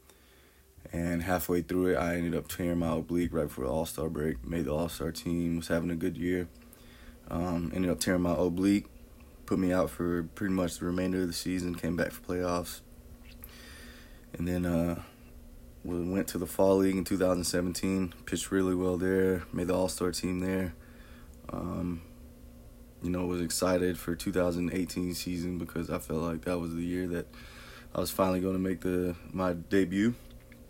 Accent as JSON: {"language": "English", "town": "Tullahoma", "region": "Tennessee", "country": "United States", "tie": "born or raised there", "said": "I'm from Tullahoma, Tennessee. I went to Tullahoma High School"}